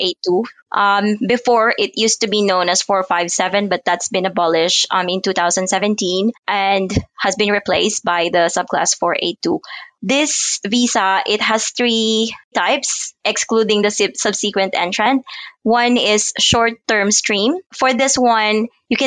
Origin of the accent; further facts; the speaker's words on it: Pampanga, Central Luzon, Philippines; moved away as an adult; now in Perth, Australia; I'm from Pampanga in the Philippines. I've been here in Australia for almost 7 years now because I arrived in 2015.